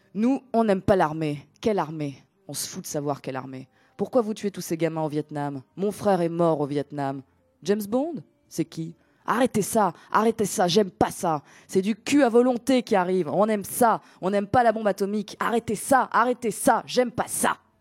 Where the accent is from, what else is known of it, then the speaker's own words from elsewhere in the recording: Athens, Attica, Greece; now in France; je ne suis pas née ici. Voilà. Je suis née à Athènes, en Grèce